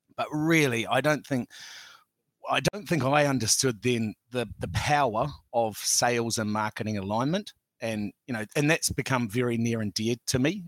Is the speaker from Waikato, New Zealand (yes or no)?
no; Auckland, New Zealand; I grew up on the North Shore, Auckland's North Shore